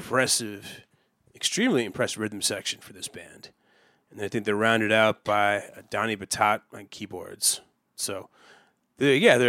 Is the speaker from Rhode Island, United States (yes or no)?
no; Cheshire, Connecticut, United States; where I grew up in Cheshire, Connecticut